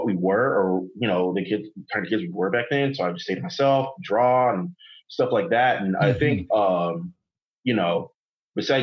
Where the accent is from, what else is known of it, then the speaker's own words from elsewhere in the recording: Inglewood, California, United States; also born or lived in Los Angeles / Fullerton; I was born in LA. I lived in Inglewood, and I always claim Inglewood is my hometown